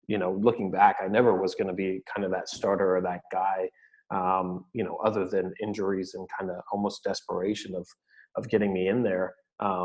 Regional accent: California, United States; moved away as an adult; also born or lived in Salem, Oregon; a California kid where it's sunny

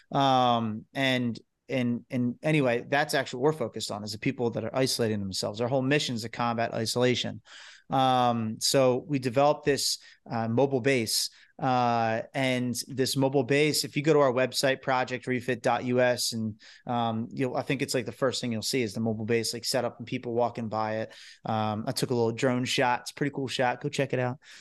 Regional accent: New Jersey, United States; we're from New Jersey.

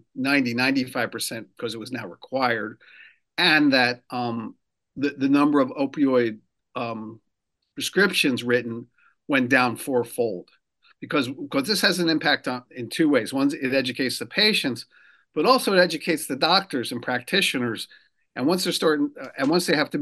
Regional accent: New Jersey, United States; moved away as an adult; also born or lived in Brooklyn, New York; now in Rhode Island, United States; I actually grew up in New Jersey. Grew up in South Jersey near Philadelphia. I was born in Brooklyn and moved to Rhode Island

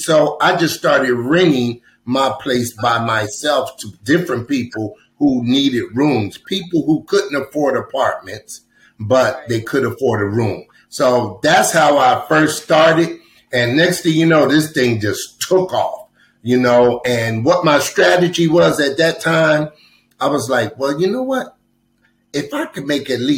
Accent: Trenton, New Jersey, United States; moved away as an adult; now in Atlanta, United States; I grew up in Trenton, New Jersey

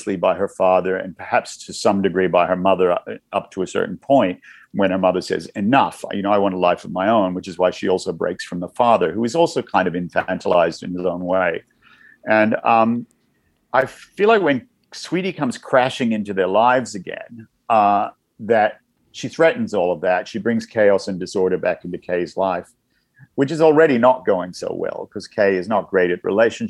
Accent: Newcastle, New South Wales, Australia; moved away; I grew up in Newcastle, a couple hours north of Sydney

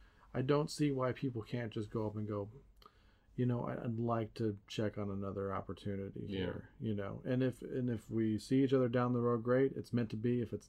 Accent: United States; As an American

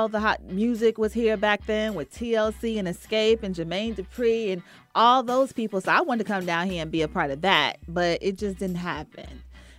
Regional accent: Henderson, North Carolina, United States; moved away as an adult; also born or lived in New Jersey; now in Atlanta, United States; I am from Henderson, North Carolina.

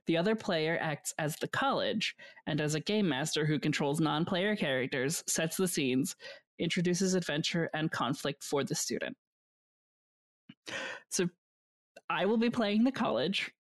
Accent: Canada; That's me being extremely Canadian about it.

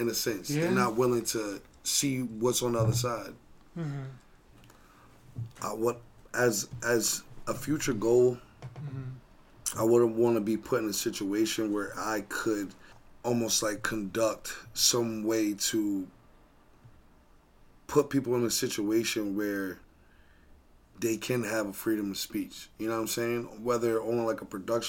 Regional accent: New Jersey, United States; I grew up in New Jersey

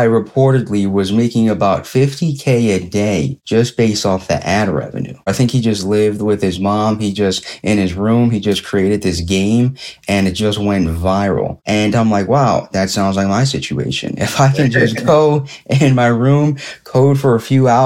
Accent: Philadelphia, Pennsylvania, United States; I'm from Philadelphia, PA, city of brotherly love, born and raised, like Will Smith.

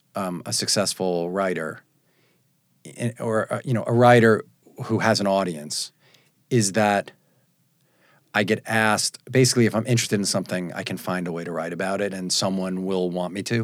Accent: Long Island, New York, United States; I was born on Long Island

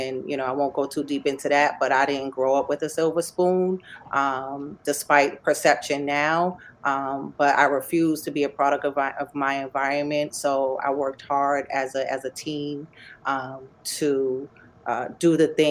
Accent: Boston, Massachusetts, United States; moved away as an adult; also born or lived in Brookline, Massachusetts / Cambridge, Massachusetts / Amherst, Massachusetts / New York City, New York; now in New Haven, United States; I am from Boston, Massachusetts. I grew up in Roxbury

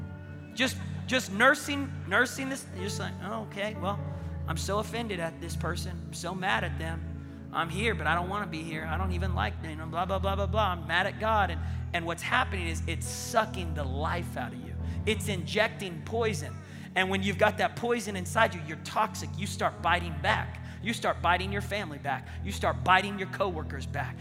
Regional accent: Tulsa, Oklahoma, United States; I said, Tulsa.

